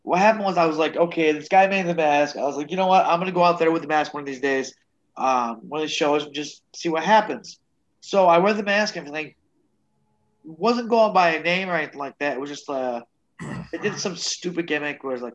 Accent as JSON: {"language": "English", "country": "United States", "said": "I'm from the United States"}